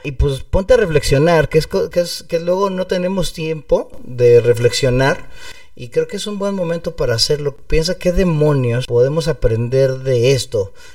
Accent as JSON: {"language": "Spanish", "country": "Mexico", "said": "aquí en México"}